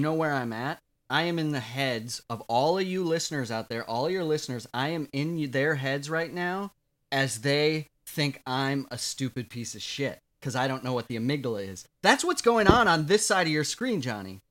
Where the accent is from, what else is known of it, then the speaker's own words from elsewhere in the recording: Watertown, South Dakota, United States; moved away as an adult; also born or lived in Minneapolis, Minnesota; now in New York, United States; I'm from South Dakota